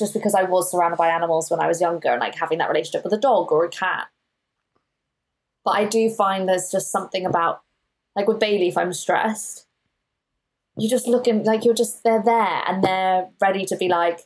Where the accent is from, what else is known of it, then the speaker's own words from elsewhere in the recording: Johannesburg, Gauteng, South Africa; now in United Kingdom; where I grew up was in Johannesburg, and it was in an area called Sandton